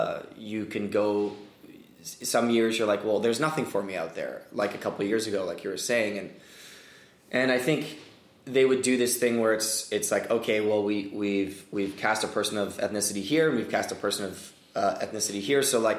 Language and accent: English; Hong Kong; moved away; Asian, and, you know, I grew up in Hong Kong and everyone spoke English